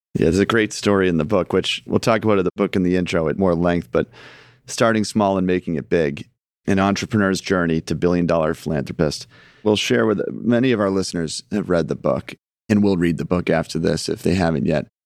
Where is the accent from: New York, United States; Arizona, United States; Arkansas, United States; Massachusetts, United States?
Massachusetts, United States; Scituate; we grew up in Situate